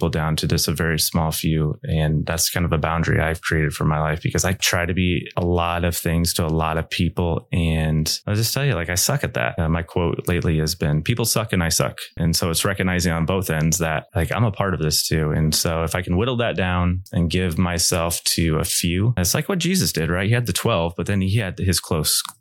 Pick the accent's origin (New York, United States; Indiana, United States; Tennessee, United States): Indiana, United States; Goshen; from Northern Indiana here, Goshen. Like, this is where I was raised.